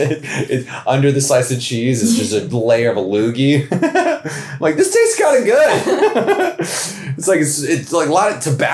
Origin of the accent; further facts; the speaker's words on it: Atlanta, Georgia, United States; I'm from Atlanta.